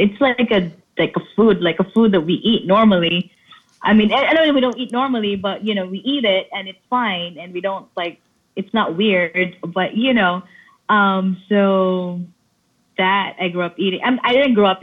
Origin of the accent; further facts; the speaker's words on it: Philippines; moved away as an adult; also born or lived in New York City; I was born and raised in Philippines and I moved to New York City when I was 20